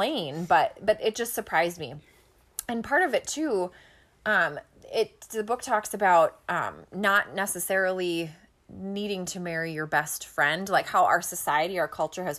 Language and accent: English; Minneapolis, Minnesota, United States; born or raised there